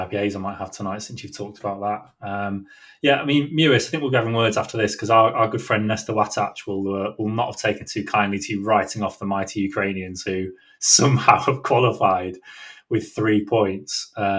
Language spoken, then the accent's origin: English; England, United Kingdom; being English